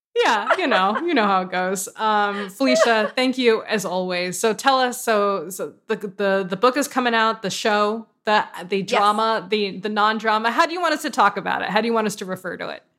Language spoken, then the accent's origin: English; West Hartford, Connecticut, United States; I'm actually from West Hartford, which is very different